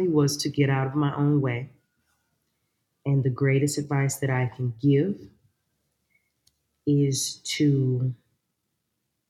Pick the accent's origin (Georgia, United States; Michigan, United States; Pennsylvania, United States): Georgia, United States; Sylvania; moved away; I went back to my hometown, which is Sylvania, Georgia.